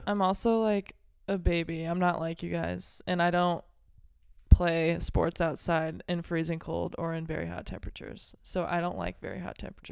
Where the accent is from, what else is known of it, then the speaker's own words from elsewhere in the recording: Belleville, Illinois, United States; I'm from Belleville, Illinois, right outside Saint Louis.